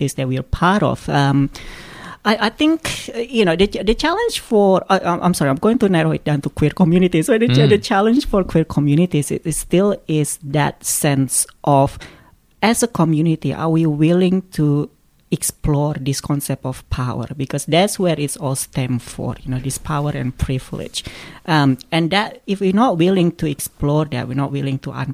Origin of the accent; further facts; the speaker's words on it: Australia; We're Australian.